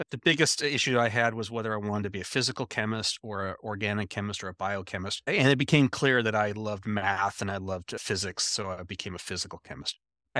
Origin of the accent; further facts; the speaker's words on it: Anchorage, Alaska, United States; born there; also born or lived in Nebraska / Iowa / Missouri; I was born in Anchorage, Alaska. I spent the first 6 years of my life in Anchorage, Alaska, and then I spent another five-ish years puttering around Nebraska, Iowa, Missouri a little bit